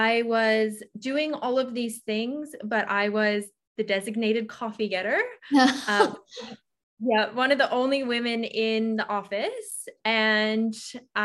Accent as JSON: {"language": "English", "country": "Canada", "also_born_or_lived": "Sydney, Australia", "moved": "as an adult", "lives_now": "Australia", "said": "I am Canadian and I moved to Australia when I was 18."}